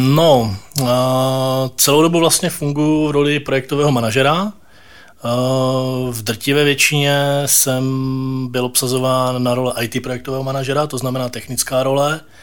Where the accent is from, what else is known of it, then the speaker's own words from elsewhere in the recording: Ostrava, Moravian-Silesian Region, Czechia; moved away as an adult; now in Prague, Czech Republic; jsem z Ostravy a ve své podstatě my jsme se v tom roce dva tisíce sedm, eh, rozhodli s rodinou přestěhovat